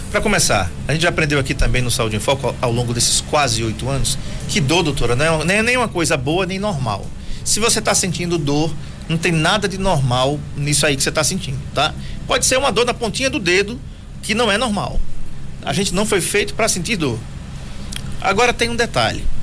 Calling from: Bom Conselho, Pernambuco, Brazil; Eu sou da cidade de Bom Conselho, Pernambuco.

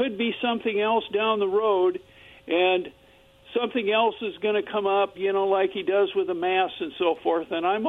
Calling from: Kennewick, Washington, United States; You know, this is … from Kennewick.

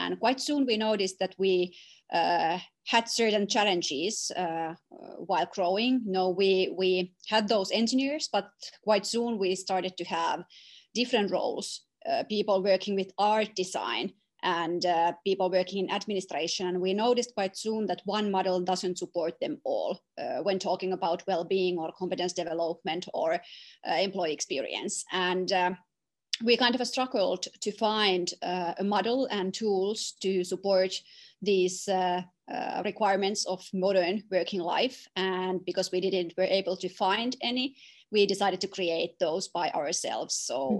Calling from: Tampere, Pirkanmaa, Finland; English is a second language; Well, I'm joining you from Finland, from Tampere.

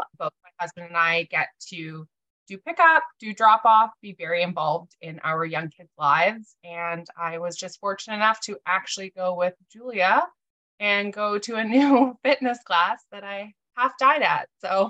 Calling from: Victoria, British Columbia, Canada; I am calling in from Victoria, BC.

